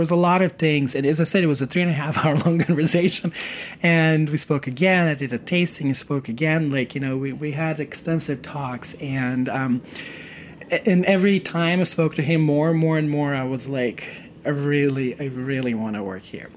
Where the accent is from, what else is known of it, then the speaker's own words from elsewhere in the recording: Serbia; moved away as an adult; now in United States; I come from Serbia and I grew up during the very uh, turbulent